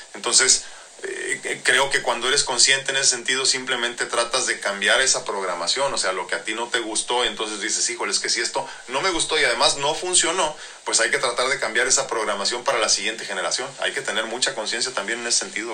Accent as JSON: {"language": "Spanish", "country": "Mexico"}